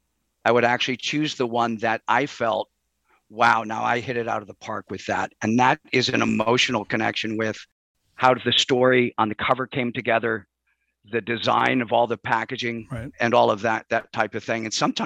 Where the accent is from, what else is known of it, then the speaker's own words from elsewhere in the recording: Chicago, Illinois, United States; I grew up in Chicago, and unfortunately, that meant …, …, …, right?